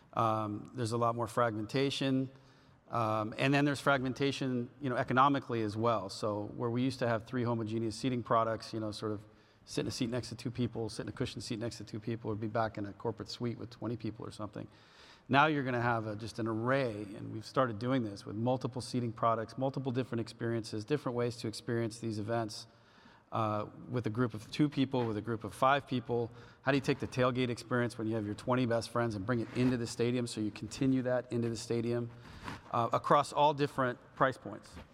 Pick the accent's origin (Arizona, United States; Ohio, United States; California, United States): California, United States; I grew up in California